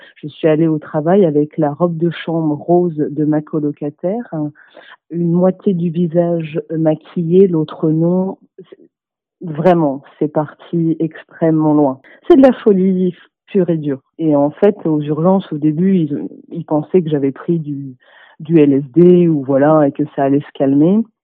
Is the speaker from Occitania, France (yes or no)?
yes; Toulouse, Occitania, France; j'ai 27 ans et je suis de Toulouse